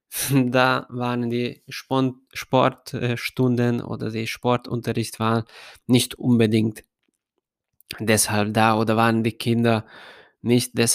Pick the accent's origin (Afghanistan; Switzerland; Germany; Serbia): Serbia; Ada, Vojvodina; German is a second language; habe ich dann meinen ersten Job als Fußballtrainer in äh, Ada, in meinem Heimatstadt, bekommen